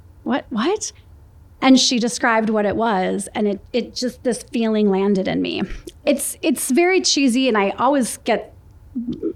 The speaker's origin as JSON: {"language": "English", "town": "Minneapolis", "region": "Minnesota", "country": "United States", "tie": "born or raised there", "moved": "yes", "said": "Two sisters born and raised in Minneapolis"}